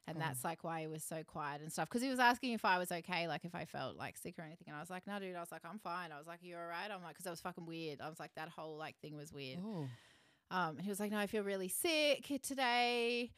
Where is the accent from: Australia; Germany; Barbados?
Australia; Stanthorpe, Queensland; moved away; And then I went up to where I'm from. Like it's Stanthorpe.